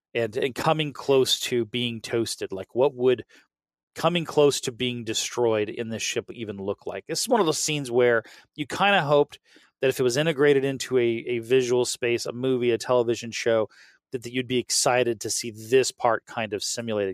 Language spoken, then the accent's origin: English; the South, United States; I'm from the South and the South pronounces things badly